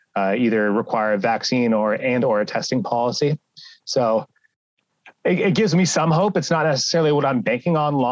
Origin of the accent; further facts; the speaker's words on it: United States; as an American to get the temporary residency card